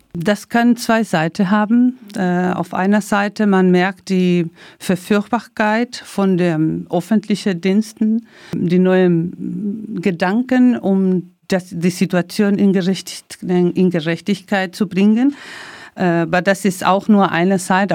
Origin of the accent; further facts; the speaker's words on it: Santiago, Santiago Metropolitan Region, Chile; German is a second language; moved away as an adult; now in Germany; ich bin Chilenin, Chilenin und ähm, ich bin so groß geworden in einem Sektor, die im Zentrum Santiago